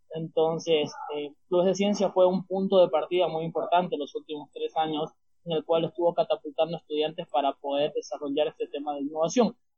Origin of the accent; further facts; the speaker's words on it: Santa Cruz de la Sierra, Santa Cruz, Bolivia; estudiante boliviano